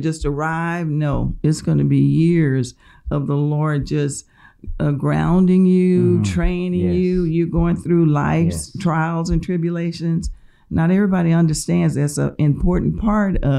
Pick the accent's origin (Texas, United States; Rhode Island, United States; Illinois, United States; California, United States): Texas, United States; Gonzales; I was born in Gonzales, Texas, which is about an hour and a half from here. It's a small town.